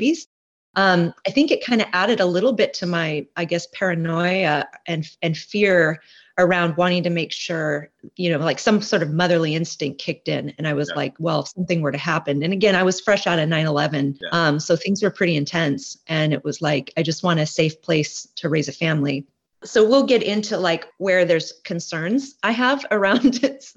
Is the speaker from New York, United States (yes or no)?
no; Portland, Oregon, United States; moved away as an adult; also born or lived in Hawaii; now in Olympia, United States; I grew up in Portland, Oregon area